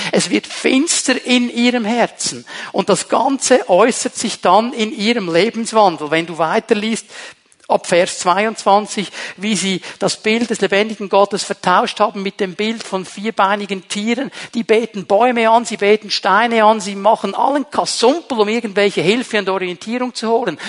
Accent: Switzerland; bei uns in der Schweiz

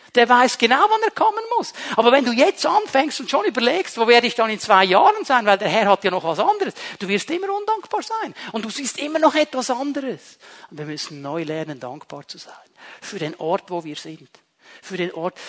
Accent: Switzerland; bei uns in der Schweiz

